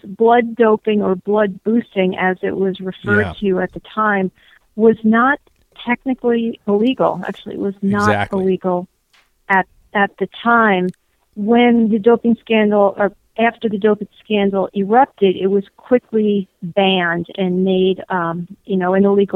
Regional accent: New Jersey, United States; I'm from New Jersey

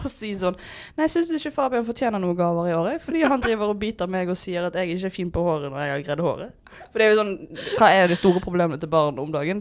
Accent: Bergen, Vestland, Norway; jeg er fra Loddefjord.

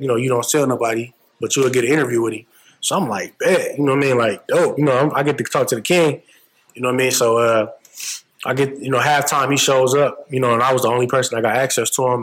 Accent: Flint, Michigan, United States; growing up in Michigan

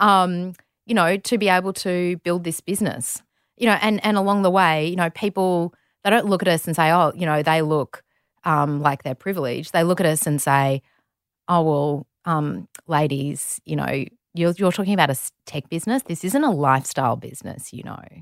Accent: Melbourne, Victoria, Australia; also born or lived in Saudi Arabia; we're both from Melbourne. So, grew up in Melbourne

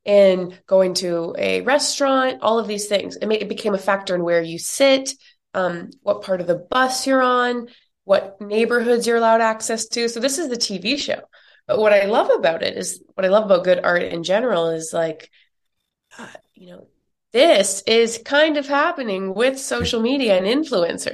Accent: Canada; now in New York, United States; I'm from Canada and I live in the US now in New York

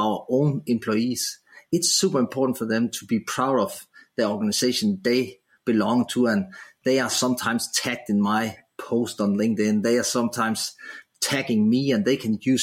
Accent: Denmark; moved away as an adult; now in Australia; I was living in my home country, Denmark

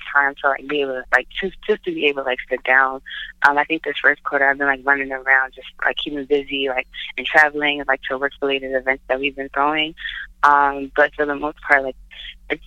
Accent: Philadelphia, Pennsylvania, United States; moved away as an adult; now in New York, United States; I went to school at Community College in Philadelphia, which is where I'm born and raised

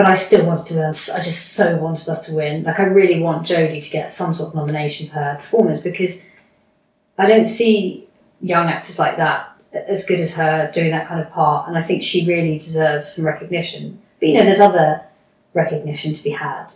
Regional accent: United Kingdom; I'm British

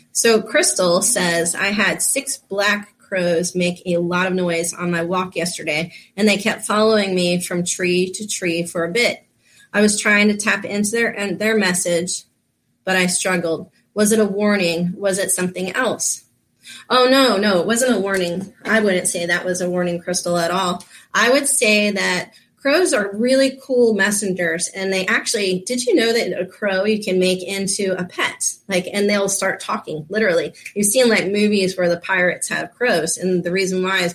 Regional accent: Florida, United States; I grew up down here in Florida

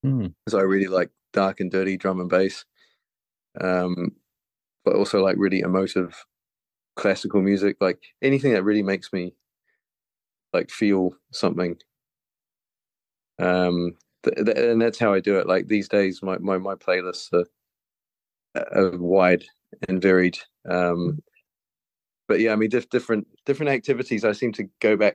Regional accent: New Zealand; moved away; I grew up in New Zealand, as you can probably tell by my very smooth accent

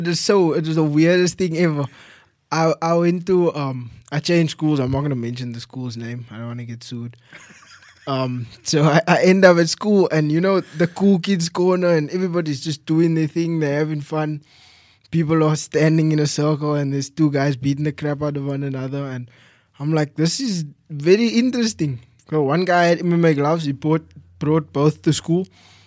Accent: Mitchells Plain, Western Cape, South Africa; also born or lived in Gordon's Bay / Somerset West / Strand; Yes. I moved quite a bit. Like, I was born in Mitchells Plain.

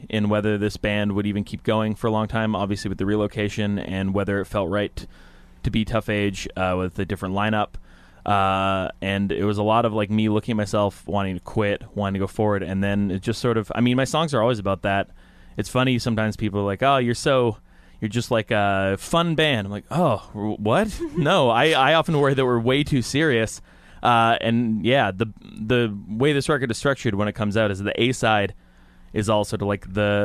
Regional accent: Vancouver, British Columbia, Canada; moved away as an adult; now in Toronto, Canada; I'm from Vancouver. I don't know. I find most people move to Vancouver, go to school or something, and I'm from Vancouver. And so I'd only lived there

